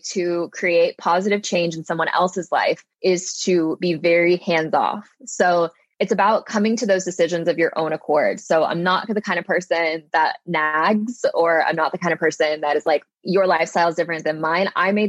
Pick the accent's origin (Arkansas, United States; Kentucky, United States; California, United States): Arkansas, United States; Little Rock; So I'm from Arkansas.